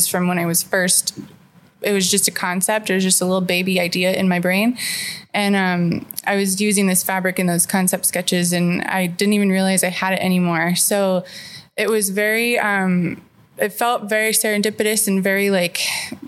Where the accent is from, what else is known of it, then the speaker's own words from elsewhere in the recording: Tucson, Arizona, United States; also born or lived in California / Los Angeles; I was born in California, but I was raised here in Tucson